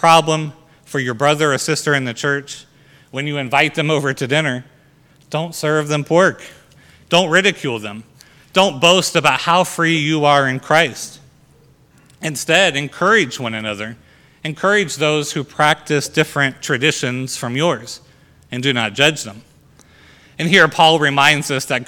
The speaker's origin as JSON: {"language": "English", "country": "United States", "said": "our freedom as Americans"}